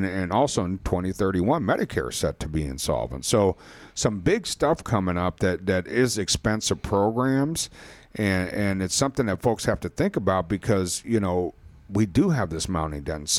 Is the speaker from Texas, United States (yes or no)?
no; Milwaukee, Wisconsin, United States; when I grew up in Milwaukee, there's a group called the Milwaukee Community Sailing Center